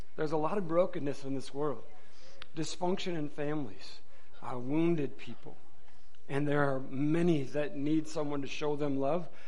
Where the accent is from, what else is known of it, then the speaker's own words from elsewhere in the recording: Michigan, United States; moved away; I'm from Michigan originally.